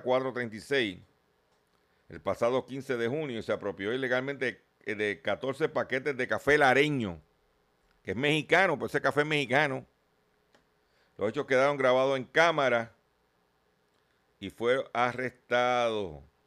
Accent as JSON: {"language": "Spanish", "town": "Lares", "country": "Puerto Rico", "said": "allá en mi pueblo de Lare"}